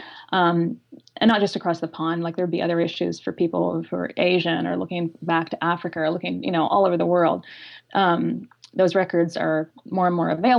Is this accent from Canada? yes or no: yes; Canada; moved away as an adult; now in United States; I'm an immigrant from Canada, came here almost 20 years ago now